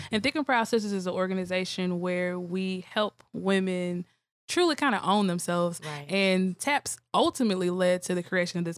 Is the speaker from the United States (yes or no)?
yes; Tougaloo, Mississippi, United States; I am from Ridgeland, Mississippi